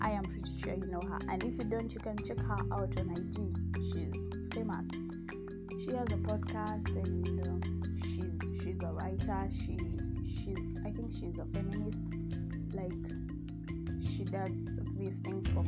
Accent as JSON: {"language": "English", "country": "Kenya", "said": "I am Kenyan"}